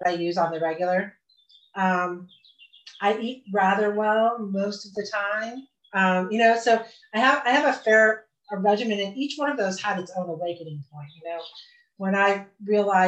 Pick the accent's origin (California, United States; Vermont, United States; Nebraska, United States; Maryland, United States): Vermont, United States; moved away as an adult; also born or lived in Austin, Texas; I came home to my home state, which I said I would never, ever do, ever. And we found a place in the Green Mountains